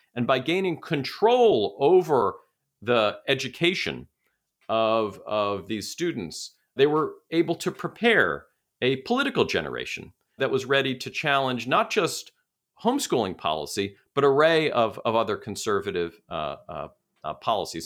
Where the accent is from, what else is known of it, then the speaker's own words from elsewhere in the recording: New York City, New York, United States; my hometown, Brooklyn, New York